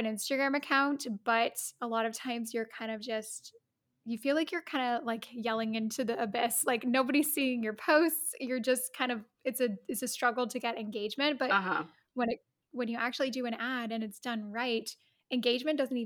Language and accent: English; Canada; also born or lived in Rome, Italy; I'm Canadian